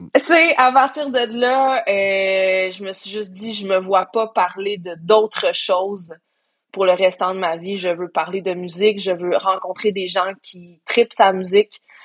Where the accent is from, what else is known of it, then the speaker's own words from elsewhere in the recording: Sherbrooke, Quebec, Canada; moved away as an adult; also born or lived in Coaticook; now in Montreal, Canada; je suis née à Montréal. J'ai, passé cinq ans de ma vie à Quaticook pour l'école. Après ça, cinq ans de ma vie à Sherbrooke pour l'école